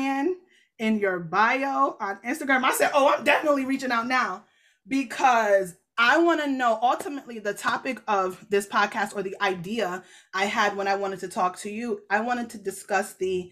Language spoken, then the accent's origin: English; Jamaica; I'm Jamaican. So the church I go to is Jamaican